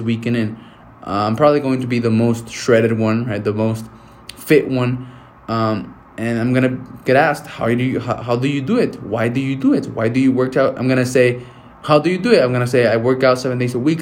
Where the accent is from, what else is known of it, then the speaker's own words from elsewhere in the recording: Mexico; moved away; I'm going to go back to my hometown to Mexico